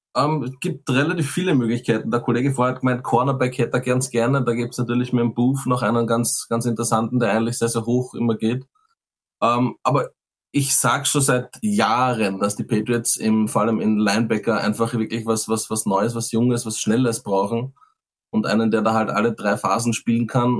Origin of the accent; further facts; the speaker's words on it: Austria; als Österreicher